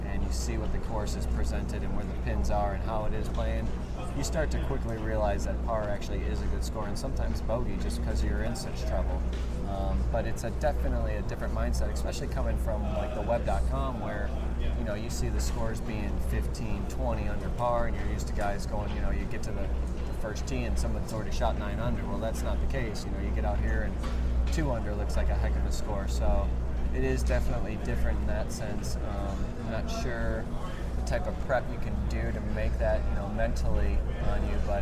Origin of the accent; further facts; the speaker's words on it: Midwest, United States; now in Orlando, United States; I'm from the Midwest